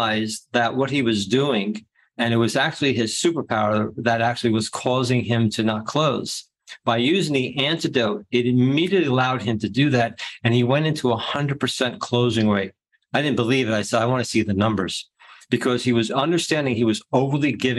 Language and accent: English; New Jersey, United States; I'm from Jersey